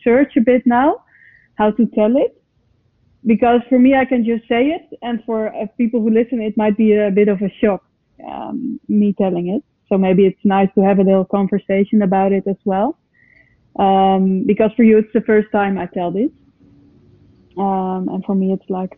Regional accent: Amsterdam, North Holland, Netherlands; English is a second language; I come from Holland. I come from Amsterdam

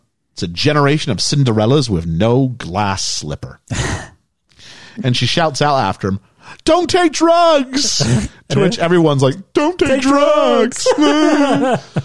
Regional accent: Canada; As a Canadian

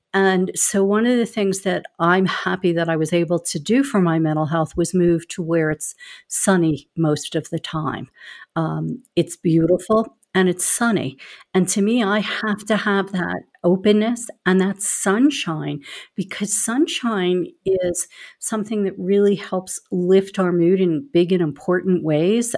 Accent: Philadelphia, Pennsylvania, United States; accent: Philly; also born or lived in California; I grew up in Philadelphia, so I, too, am a city person

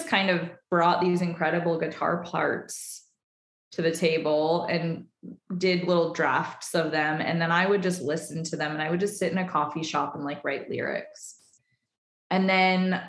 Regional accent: Nevada City, California, United States; moved away; also born or lived in Portland; We're both from Nevada City, California

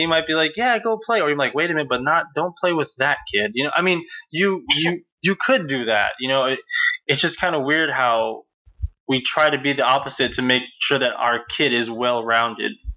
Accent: United States; growing up in America

